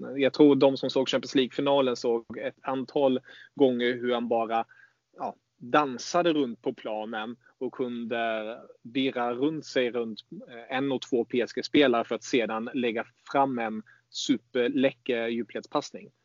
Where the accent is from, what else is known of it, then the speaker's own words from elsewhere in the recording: Germany; jag som tysk